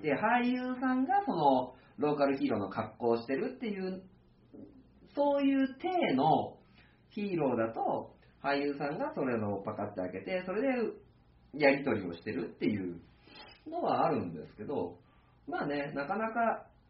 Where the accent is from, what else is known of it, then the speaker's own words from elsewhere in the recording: Tokai, Aichi, Japan; 生まれ育った市なので、東海市、愛知県東海市っていう場所